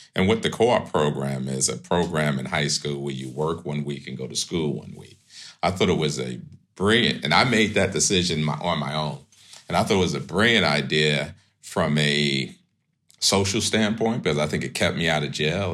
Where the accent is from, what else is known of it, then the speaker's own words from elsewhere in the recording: New York City, New York, United States; moved away as an adult; also born or lived in Manhattan, New York / Seattle; I grew up in pre-gentrified Crown Heights, uh, that's Brooklyn, New York.